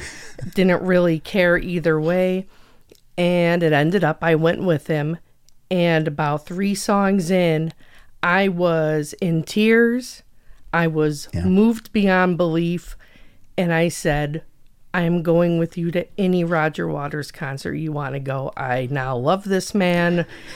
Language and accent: English; Schaumburg, Illinois, United States; also born or lived in Crystal Lake, Illinois; I grew up in Schaumburg, which is outside of Chicago.